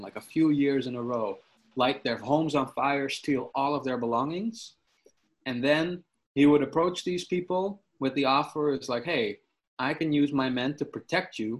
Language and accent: English; Sneek, Friesland, Netherlands; my hometown of Snake